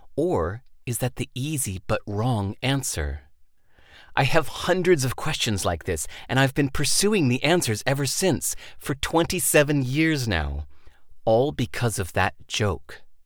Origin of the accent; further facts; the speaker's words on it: United States; Growing up in America, I didn't know much about other cultures.